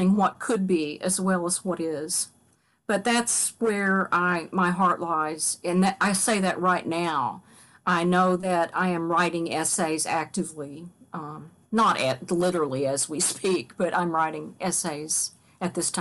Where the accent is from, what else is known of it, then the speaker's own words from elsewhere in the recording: Kentucky, United States; moved away as an adult; now in Catonsville, United States; as much as I love where I'm from, and right now I long for where I'm from, you know, I live in Catonsville, Maryland. I'd give anything to live back in Kentucky